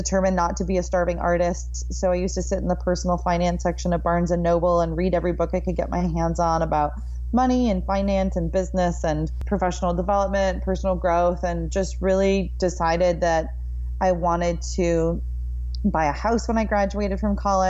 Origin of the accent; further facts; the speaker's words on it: Minneapolis, Minnesota, United States; moved away as an adult; now in Austin, United States; I am from Minneapolis, Minnesota, and we are both Minnesotans